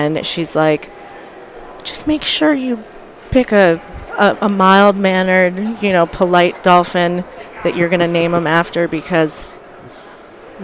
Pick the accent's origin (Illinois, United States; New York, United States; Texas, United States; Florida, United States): Florida, United States; Florida Keys, United States; growing up in the Keys, I had a fisherman for a father and a dolphin trainer for a mother